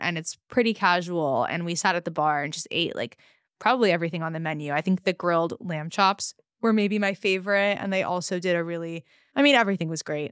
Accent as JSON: {"language": "English", "town": "Los Angeles", "region": "California", "country": "United States", "tie": "born or raised there", "said": "that I grew up with in Los Angeles"}